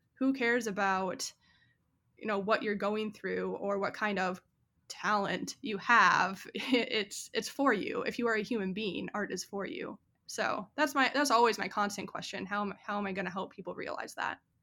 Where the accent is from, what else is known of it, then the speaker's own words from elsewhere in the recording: 40 minutes north of the Twin Cities, Minnesota, United States; moved away as an adult; also born or lived in South Dakota; now in Austin, United States; I grew up in the Midwest and I grew up about 40 minutes north of the Twin Cities, Minnesota